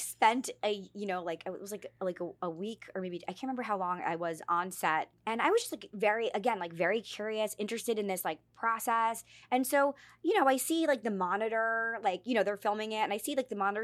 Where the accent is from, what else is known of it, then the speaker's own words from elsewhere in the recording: New York City, New York, United States; moved away as an adult; now in Los Angeles, United States; we moved to New York, and I, I grew up in New York